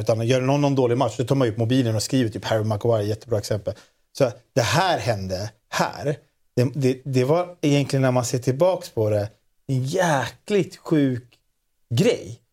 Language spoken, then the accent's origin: Swedish; Sweden